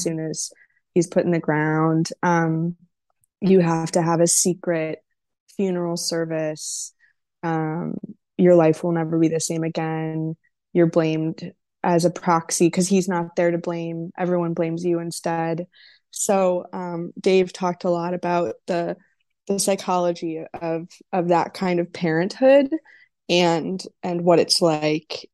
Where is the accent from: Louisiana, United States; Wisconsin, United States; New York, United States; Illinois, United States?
Wisconsin, United States; now in Los Angeles, United States; my home state of Wisconsin